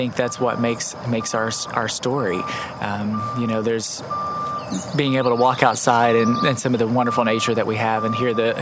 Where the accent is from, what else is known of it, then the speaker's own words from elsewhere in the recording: River Valley, Arkansas, United States; also born or lived in Waldron, Arkansas / southeastern Oklahoma / Spiro, Oklahoma; I had the wonderful opportunity of growing up in this area. I like to tell people I'm from the River Valley.